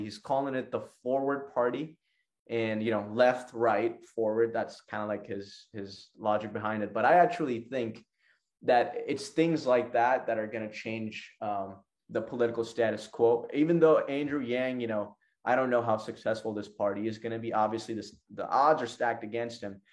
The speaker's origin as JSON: {"language": "English", "country": "Pakistan", "said": "my country, Pakistan"}